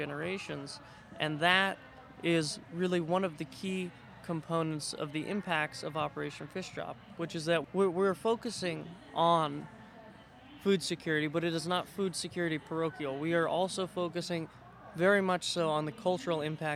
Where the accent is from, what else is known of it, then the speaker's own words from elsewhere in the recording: Kenai, Alaska, United States; I'm Kenaitse Indian and Siberian Yupik Eskimo from Kenai, Alaska